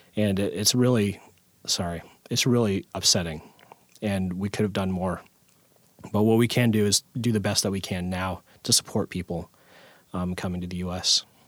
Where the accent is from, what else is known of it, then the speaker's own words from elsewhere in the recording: Tacoma, Washington, United States; I was born and raised in Tacoma